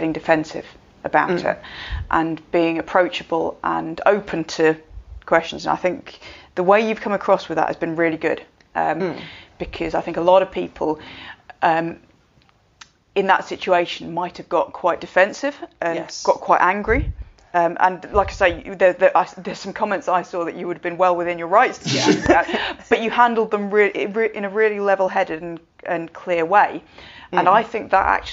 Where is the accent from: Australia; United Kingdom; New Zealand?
United Kingdom; we're British